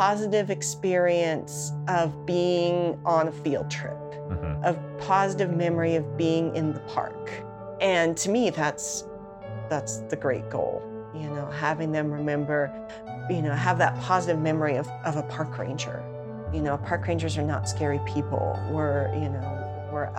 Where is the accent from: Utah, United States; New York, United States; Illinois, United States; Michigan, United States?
Utah, United States; Salt Lake City; also born or lived in California / Grand County, Utah; I grew up in Salt Lake City